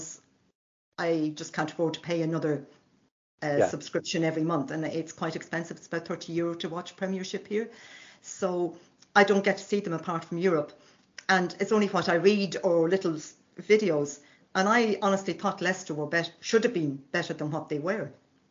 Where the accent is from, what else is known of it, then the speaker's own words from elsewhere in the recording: Ireland; now in France; Husband is Scottish, I'm Irish